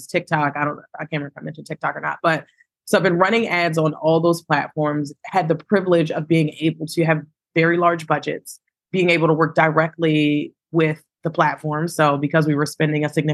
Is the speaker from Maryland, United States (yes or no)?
yes; Baltimore, Maryland, United States; I am born and raised in Baltimore, Maryland